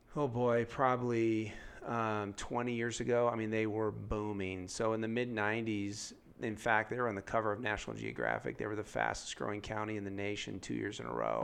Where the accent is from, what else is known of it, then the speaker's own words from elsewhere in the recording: San Diego, California, United States; now in Denver, United States; I'm from San Diego